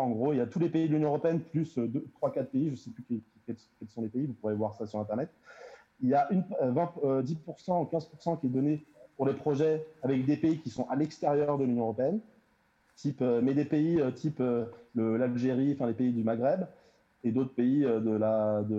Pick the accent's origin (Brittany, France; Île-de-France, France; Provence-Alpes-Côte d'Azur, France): Île-de-France, France; Melun; je viens de Melun